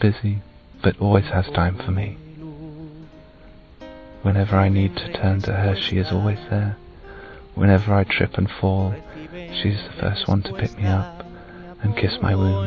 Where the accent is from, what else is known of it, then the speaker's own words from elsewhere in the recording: Bournemouth, South West England, United Kingdom; I'm 26 and I'm from Bournemouth